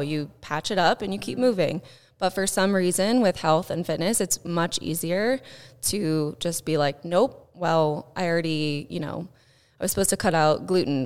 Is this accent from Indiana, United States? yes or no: yes; Southern Indiana, United States; I grew up in Southern Indiana